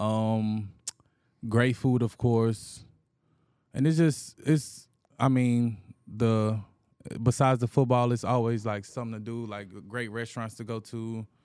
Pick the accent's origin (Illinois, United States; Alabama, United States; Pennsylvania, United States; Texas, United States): Alabama, United States; Anniston; moved away as an adult; now in Houston, United States; I'm from Anniston, Alabama, a smaller city